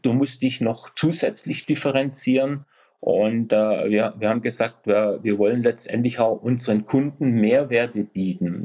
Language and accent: German; Esslingen, Baden-Württemberg, Germany; Ich komme aus Esslingen, das ist in der Nähe von Stuttgart.